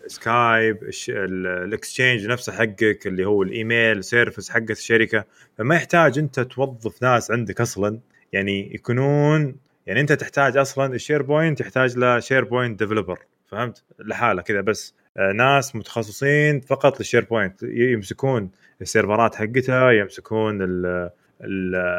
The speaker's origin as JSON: {"language": "Arabic", "country": "Saudi Arabia", "said": "عندنا في السعوديه"}